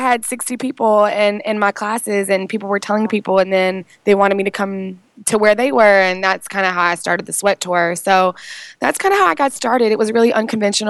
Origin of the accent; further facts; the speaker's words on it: Richmond, Virginia, United States; moved away as an adult; also born or lived in Atlanta, Georgia; I was born and raised in Richmond, Virginia